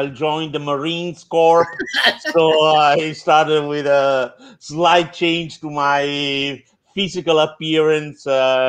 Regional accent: Italy; now in Chicago, United States; I'm originally from a small town up on the mountains between, say, Rome and Naples. It's a fairly remote place, but it had a very good high school, one of the oldest

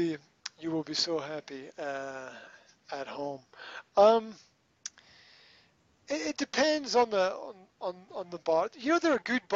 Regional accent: Scotland, United Kingdom; I'm Scottish

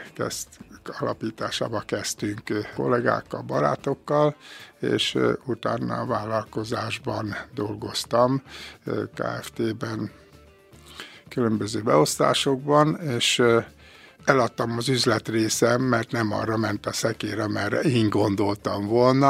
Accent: Békés, Hungary; Én egy kis közösségbe születtem, Békésen, Rosszárdőn, faluhelyen, és ott jártam iskolába

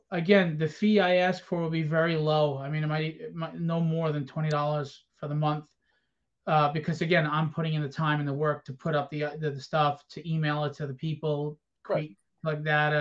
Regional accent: New York, United States; New York Comic Con, which is my hometown.

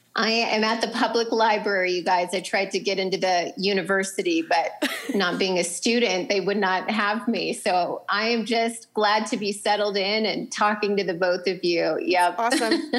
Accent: North Dakota, United States; moved away; I'm originally from North Dakota, so you know, great people, wonderful accents.

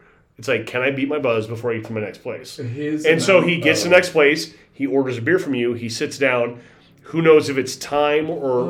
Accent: Arizona, United States; I grew up at a time where Arizona's education was on point.

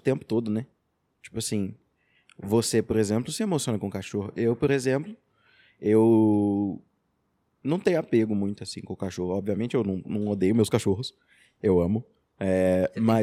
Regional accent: Araxá, Minas Gerais, Brazil; also born or lived in Rio de Janeiro; eu sou professor de Filosofia e Sociologia, sou de Araxá

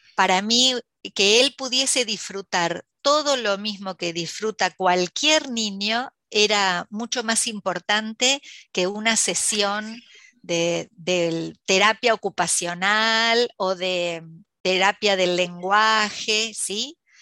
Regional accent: La Plata, Buenos Aires Province, Argentina; nací aquí en La Plata, en Buenos Aires, Argentina

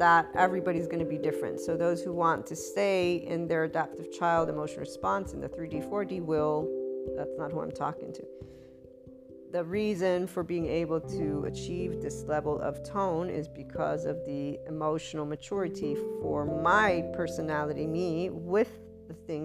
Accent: United States; as an American

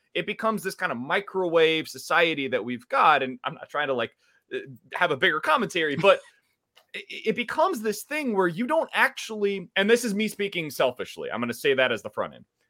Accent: Kansas City, Missouri, United States; moved away as an adult; also born or lived in Columbia, Missouri; now in St. Louis, United States; I'm from Kansas City originally, went to Blue Springs High School

